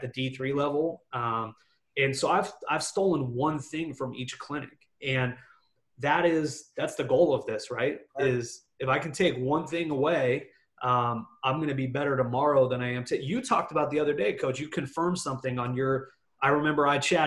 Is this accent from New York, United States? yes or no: no; Phoenix, Arizona, United States; I'm from Phoenix